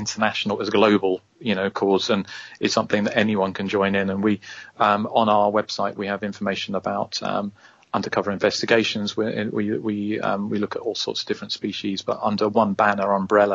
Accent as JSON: {"language": "English", "region": "England", "country": "United Kingdom", "said": "us POMs, whinging POMs on the other side of the planet"}